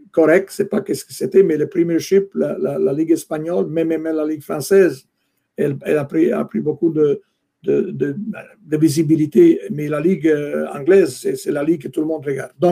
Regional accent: Italy; moved away; Moi, je venais d'Italie, je pense, en 1974, c'était les années 80, début des années 80. J'avais cette culture de soccer, football en Italie.

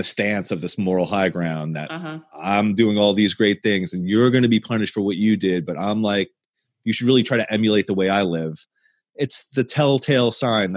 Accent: the North, United States; now in Southern US (Bible Belt); we're both from the North

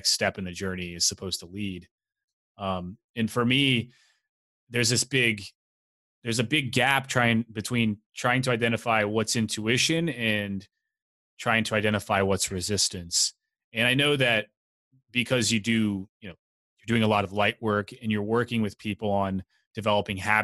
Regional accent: Tennessee, United States; I grew up in Tennessee

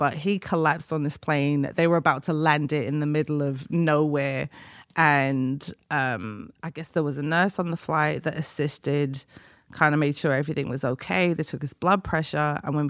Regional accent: Liverpool, North West England, United Kingdom; and well, I'm from Liverpool, so Liverpool LFC.

